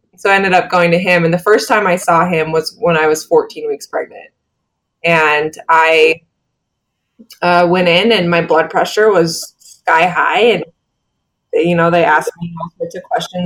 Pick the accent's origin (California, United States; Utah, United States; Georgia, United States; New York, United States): Utah, United States; also born or lived in Iowa City, Iowa; I grew up in Utah